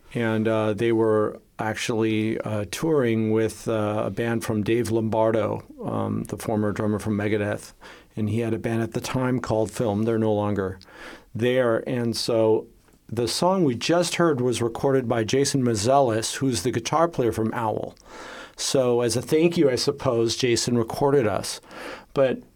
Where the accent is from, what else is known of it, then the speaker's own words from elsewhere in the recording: Los Angeles, California, United States; now in Vienna, Austria; I was born and raised in Los Angeles, California